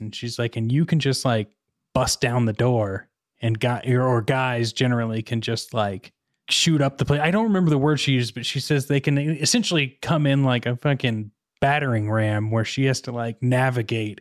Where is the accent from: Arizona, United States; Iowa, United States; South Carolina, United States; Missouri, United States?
Missouri, United States; moved away; I grew up in more suburban but small town Missouri